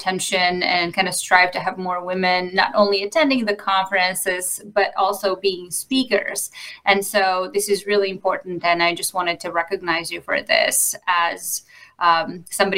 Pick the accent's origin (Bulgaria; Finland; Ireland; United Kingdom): Bulgaria; moved away as an adult; now in United States; I grew up in Bulgaria